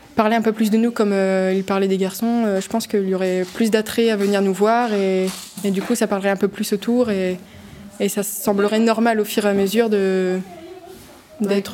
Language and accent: French; Boulogne-sur-Mer, Hauts-de-France, France; je suis originaire de Boulogne